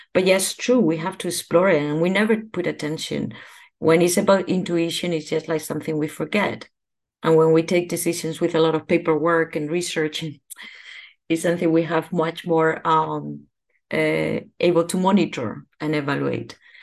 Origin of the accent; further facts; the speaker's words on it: Spain; now in Netherlands; I am from Spain.